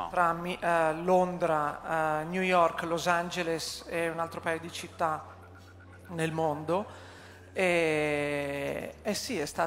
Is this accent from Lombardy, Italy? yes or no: yes; Milan, Lombardy, Italy; Allora, io sono di Milano, l'idea mi è venuta a Milano.